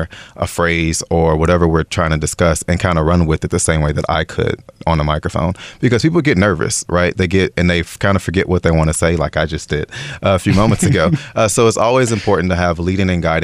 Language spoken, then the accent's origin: English; Chicago, Illinois, United States; moved away as an adult; now in Taiwan; I'm originally from Chicago, Illinois.